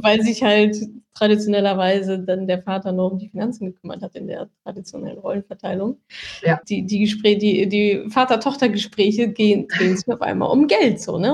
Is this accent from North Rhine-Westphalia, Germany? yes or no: yes; Ruhr area, North Rhine-Westphalia, Germany; ich komme ja auch aus dem Ruhrgebiet